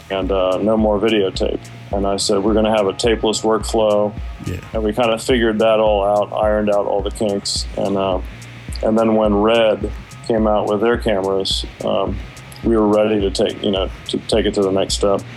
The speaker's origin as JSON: {"language": "English", "town": "Washington", "region": "District of Columbia", "country": "United States", "moved": "yes", "lives_now": "Atlanta, United States", "said": "I'm from Washington D.C. originally, but I uh, moved to Atlanta in 1987"}